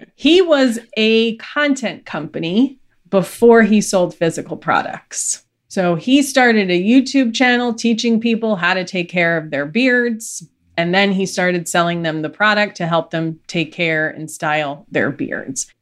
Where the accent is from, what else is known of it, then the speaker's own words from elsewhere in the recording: New York, United States; I'm from New York